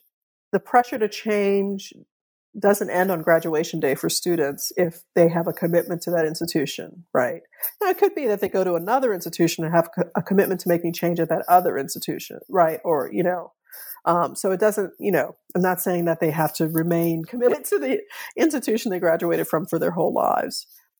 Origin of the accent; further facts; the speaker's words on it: New Orleans, Louisiana, United States; So I grew up in New Orleans. I've learned that my family, on my father's side was there, on both sides of my family was there from the antebellum era.